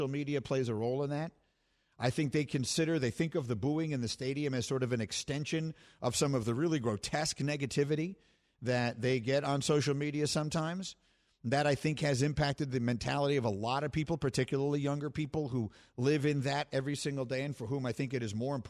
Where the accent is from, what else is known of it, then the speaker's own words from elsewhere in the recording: New York, United States; moved away as an adult; also born or lived in Chicago; I'm born and raised in New York, but I lived there for a long time, started in the business there